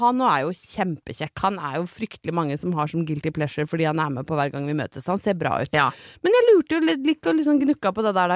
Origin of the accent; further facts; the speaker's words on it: Brøttum, Innlandet, Norway; jeg er fra Brøttum